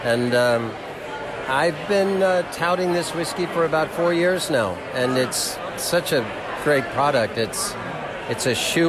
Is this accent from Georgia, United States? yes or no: yes; Georgia, United States; moved away; I grew up in Georgia, so I was a bourbon drinker